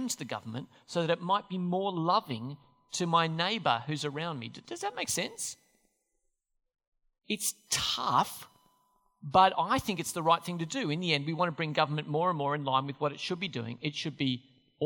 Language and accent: English; Australia; Australian Christians